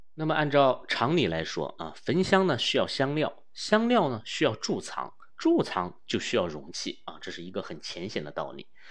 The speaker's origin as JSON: {"language": "Chinese", "country": "China", "said": "我们中国人使用忍冬的这个逆时非常地悠久啊"}